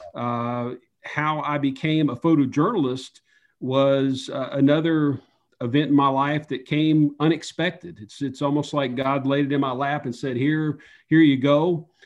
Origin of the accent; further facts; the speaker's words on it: Upper East Tennessee, United States; moved away; I grew up in Upper East Tennessee, near the borders of Tennessee, Virginia, and North Carolina, kind of in the mountains